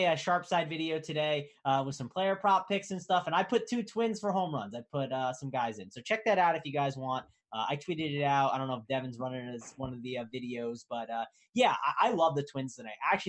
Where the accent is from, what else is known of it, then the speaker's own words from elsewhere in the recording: New Jersey, United States; I'm from Jersey.